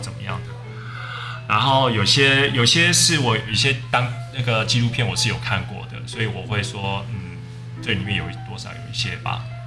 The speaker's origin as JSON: {"language": "Chinese", "country": "Taiwan", "also_born_or_lived": "Russia / Australia", "moved": "yes", "said": "我就算是回到台湾，我也很少去吃外食"}